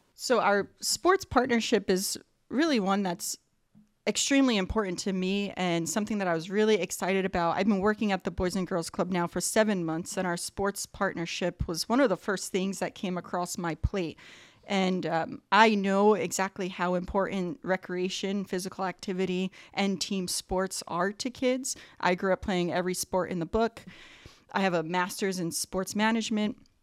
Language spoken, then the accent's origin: English; East Coast, United States; now in Whittier, United States; I grew up on the East Coast, and field hockey is a big sport out there